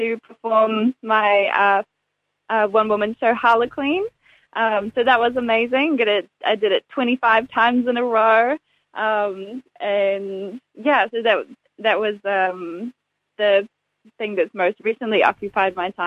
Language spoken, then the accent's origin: English; Dunedin, Otago, New Zealand; now in Auckland, New Zealand; Dunedin is so very much my hometown. And even though I live in Auckland now, I'm Dunedin. I'll always be from Dunedin.